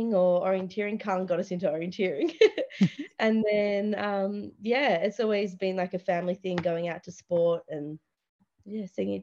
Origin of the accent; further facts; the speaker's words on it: Launceston, Tasmania, Australia; moved away as an adult; now in Adelaide, Australia; I grew up in Launceston with my family, and I've been there ever since, but now in Adelaide